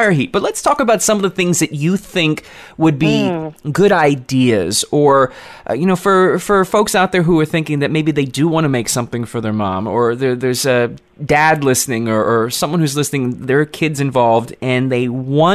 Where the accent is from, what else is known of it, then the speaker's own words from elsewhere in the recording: Philadelphia, Pennsylvania, United States; Being from Philadelphia